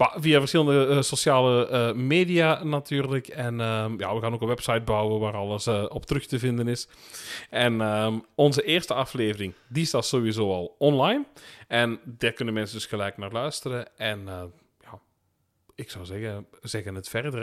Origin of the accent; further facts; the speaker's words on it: Limburg, Flanders, Belgium; also born or lived in Ekeren, Antwerp; now in Antwerp, Belgium; ik ben geboren in het Limburgse, woon ondertussen